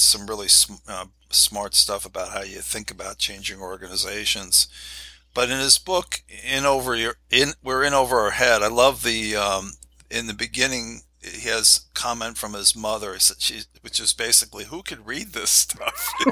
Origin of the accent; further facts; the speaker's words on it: New York City, New York, United States; moved away; also born or lived in Akron, Ohio; I was born in New York, New York City